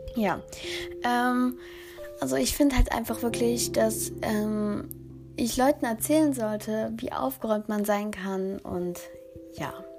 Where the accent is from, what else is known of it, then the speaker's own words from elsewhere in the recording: Germany; ich komme aus Deutschland